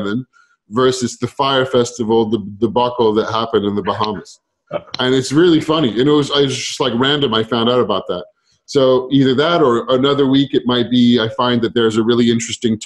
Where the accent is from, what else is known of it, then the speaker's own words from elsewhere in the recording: France; I grew up in France